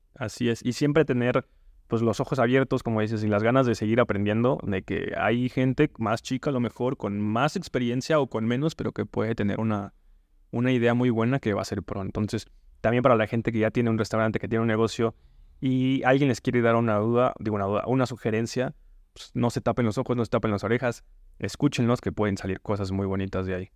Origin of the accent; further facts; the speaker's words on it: Yucatán Peninsula, Mexico; Yo soy de la península, no soy de Yucatán, pero soy cerquita por allí